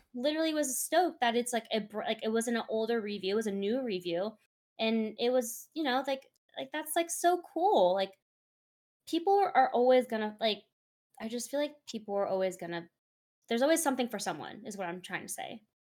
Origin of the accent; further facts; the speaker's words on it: Bay Area, California, United States; I am from the Bay Area, and I'm always going to support my local teams.